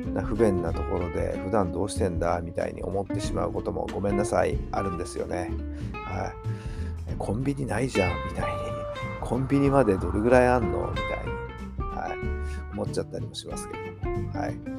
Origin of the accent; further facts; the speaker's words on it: Tokyo, Japan; 私はね東京生まれなんで東京生まれの東京育ちなんでね